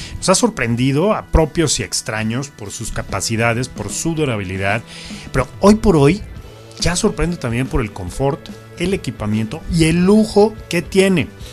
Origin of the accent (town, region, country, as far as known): Mexico